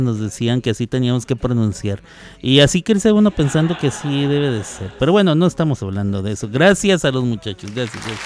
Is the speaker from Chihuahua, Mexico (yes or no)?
yes; Chihuahua, Mexico; accent: ch pronounced sh; also born or lived in New York; now in Oklahoma, United States; yo soy originario de Chihuahua, Chihuahua, pero allá la gente habla eh, o hablamos, porque yo soy de ahí con la la CH, o sea, la ch se pronuncia sh